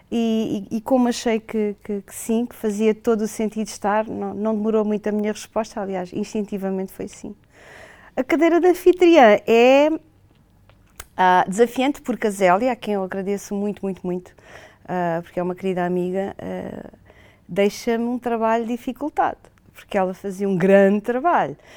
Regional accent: Portugal; nós enquanto portugueses, hoteleiros portugueses

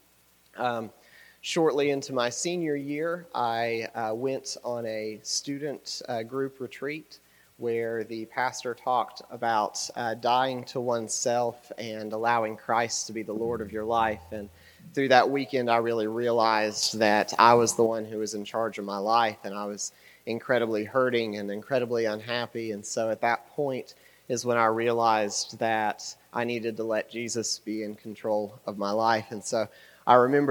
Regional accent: Huntington, West Virginia, United States; we're from Huntington, West Virginia, and we've kind of lived there our whole life.

